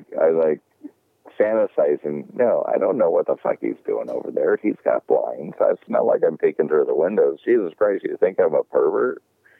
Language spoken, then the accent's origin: English; United States; as American